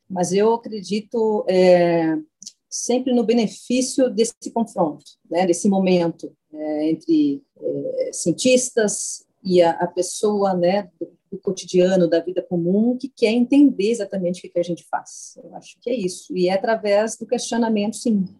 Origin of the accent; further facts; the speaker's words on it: Porto Alegre, Rio Grande do Sul, Brazil; Eu sou do Rio Grande do Sul, sou de Porto Alegre